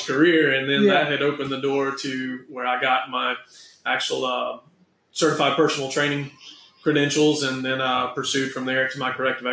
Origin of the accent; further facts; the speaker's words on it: Spartanburg, South Carolina, United States; now in Charleston, United States; I'm originally from Spartanburg.